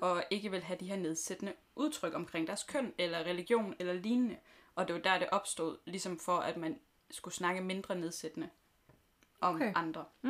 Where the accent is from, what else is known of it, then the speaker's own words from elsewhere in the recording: Southern Jutland, Southern Denmark, Denmark; moved away; jeg kommer fra Sønderjylland